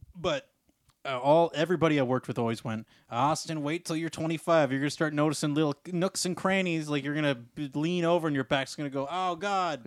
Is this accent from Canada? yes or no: yes; Canada; also born or lived in Ontario / British Columbia; I do like being a Canadian